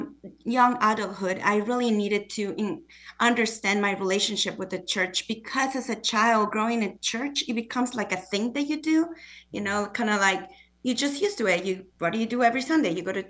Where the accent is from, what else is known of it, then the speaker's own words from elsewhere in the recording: Mexico City, Mexico; also born or lived in Guadalajara; now in Springfield, United States; I grew up in Mexico City and Guadalajara, which are huge cities, over 20 million people in Mexico City and about 8 million people in Guadalajara. So coming to Springfield was an adjustment of many forms.